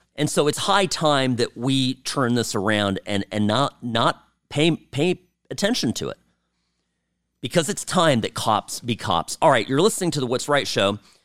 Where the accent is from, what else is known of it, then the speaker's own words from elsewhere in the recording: California, United States; I grew up in California